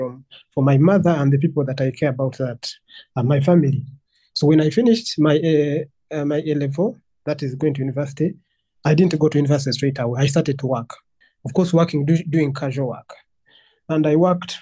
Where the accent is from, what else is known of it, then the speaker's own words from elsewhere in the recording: Entebbe, Central Region, Uganda; I'm a 28-year-old Ugandan. I was born and raised in Entebbe.